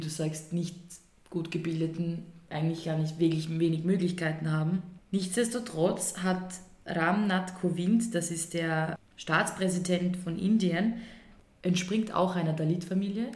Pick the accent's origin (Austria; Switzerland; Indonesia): Austria; bei uns in Österreich